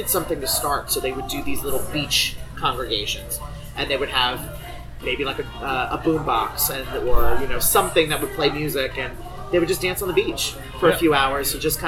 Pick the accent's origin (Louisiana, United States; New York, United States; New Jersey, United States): New Jersey, United States; moved away; years ago from New Jersey. And literally the first scene that accepted me being down here, you know, as a Northerner or a Yankee